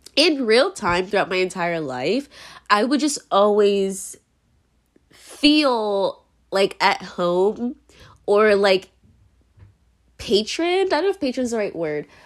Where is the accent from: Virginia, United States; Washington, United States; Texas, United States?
Virginia, United States; moved away as an adult; now in New York, United States; I grew up in Virginia